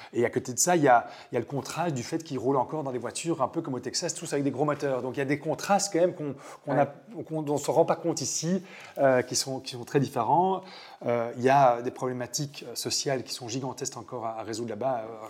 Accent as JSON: {"language": "French", "country": "Belgium", "moved": "as an adult", "lives_now": "New Zealand", "said": "Je suis belge et mon sang est blanc, bleu, rouge"}